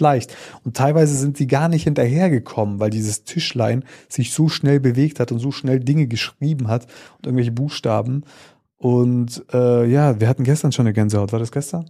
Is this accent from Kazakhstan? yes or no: yes; Kazakhstan; moved away; da, wo ich geboren bin, in Kasachstan